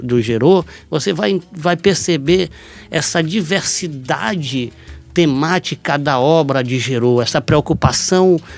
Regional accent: São Luís, Maranhão, Brazil; Eu nasci numa maternidade pública, eu fui criado em Palafita, no bairro da Camboa

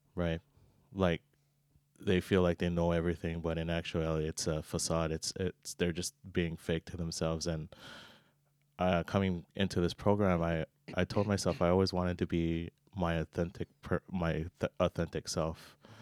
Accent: Oahu, Hawaii, United States; moved away as an adult; born and raised in Hawaii, Oahu, you know, with the Aloha spirit

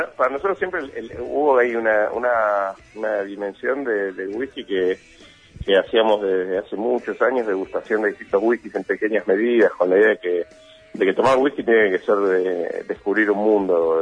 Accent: Argentina; una constante en la Argentina que, somos la mezcla de todo lo que vamos encontrando

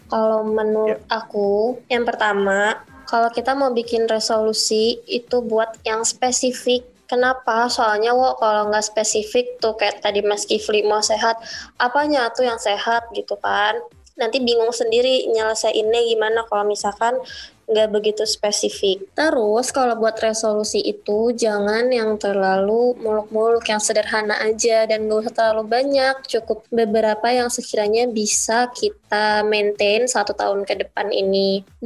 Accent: Padang, West Sumatra, Indonesia; asal dari Padang, umur 35 tahun

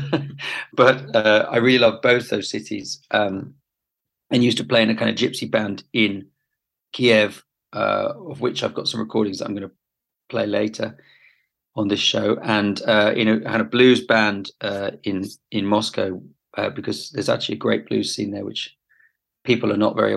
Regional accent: London, United Kingdom; moved away as an adult; also born or lived in Brighton; I was born in London, but I spent years and years traveling around everywhere

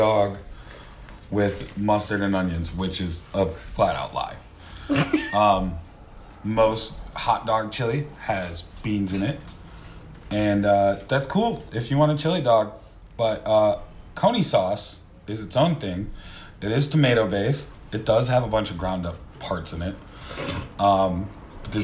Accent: United States; being American

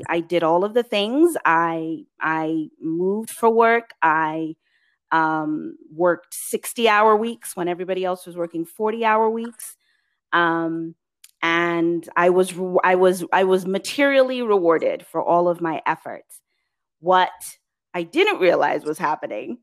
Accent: England, United Kingdom; moved away; as a Black immigrant woman, I was born in England, but my parents and my lineage is Nigerian of Yoruba extraction

